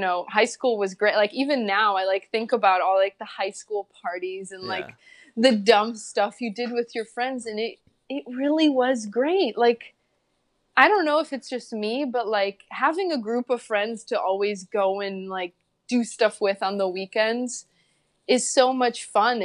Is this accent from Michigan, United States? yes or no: no; Chicago, Illinois, United States; English is a second language; moved away as an adult; also born or lived in Poland; now in Los Angeles, United States; I grew up in Chicago